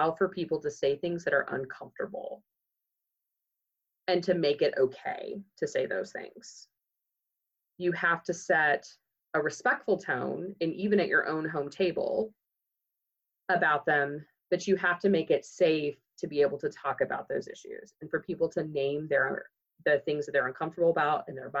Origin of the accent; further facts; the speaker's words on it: Moore, Oklahoma, United States; I grew up in Moore, Oklahoma